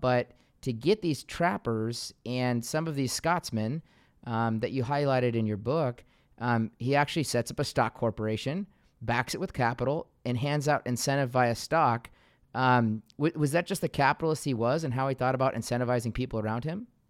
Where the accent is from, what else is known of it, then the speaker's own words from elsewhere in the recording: Seattle, Washington, United States; I grew up in Seattle